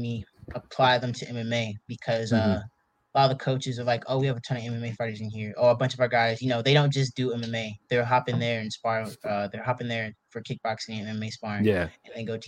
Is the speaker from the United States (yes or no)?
yes; Atlanta, Georgia, United States; I'm from Atlanta